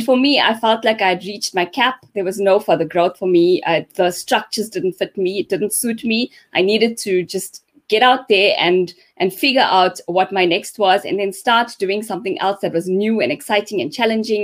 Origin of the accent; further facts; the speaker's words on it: Pietermaritzburg, KwaZulu-Natal, South Africa; Grew up in Pietermaritzburg